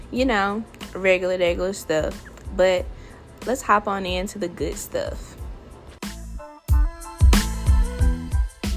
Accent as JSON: {"language": "English", "region": "Alabama", "country": "United States", "said": "I'm from Alabama."}